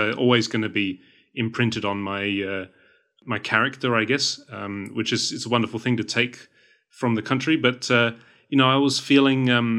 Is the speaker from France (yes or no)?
no; Sweden; here I am from Northern Europe, the lovely country of Sweden.